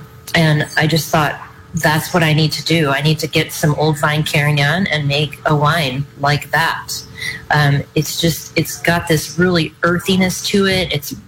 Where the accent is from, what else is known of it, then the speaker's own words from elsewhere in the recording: Napa, California, United States; now in Paso Robles, United States; I came from Napa, and I moved to Paso, and I got slapped around a little bit and then figured it out.